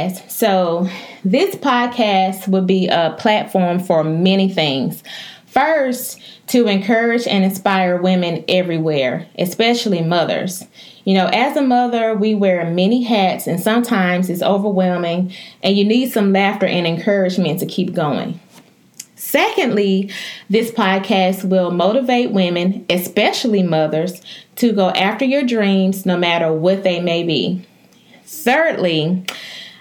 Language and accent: English; West Point, Mississippi, United States; also born or lived in Memphis, Tennessee; I am from West Point, Mississippi.